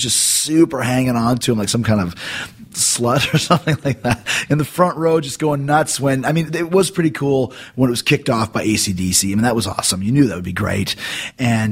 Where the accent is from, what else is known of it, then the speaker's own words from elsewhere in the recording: Canada; I'm from Canada